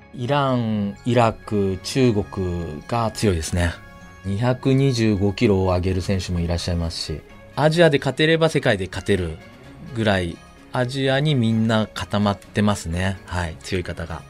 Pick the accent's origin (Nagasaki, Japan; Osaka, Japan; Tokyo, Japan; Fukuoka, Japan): Tokyo, Japan; 自分は東京